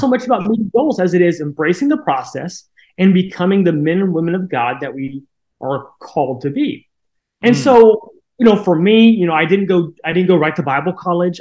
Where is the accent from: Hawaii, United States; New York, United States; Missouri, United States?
Missouri, United States; Koshkonong; now in Licking, United States; grew up in a town of 200 people right along the Missouri Arkansas border uh, called Koshkonong, Missouri